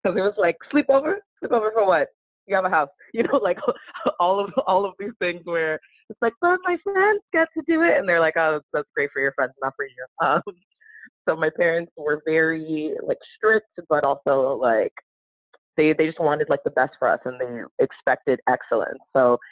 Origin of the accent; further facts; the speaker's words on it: Miami, Florida, United States; born and raised in Miami, the 305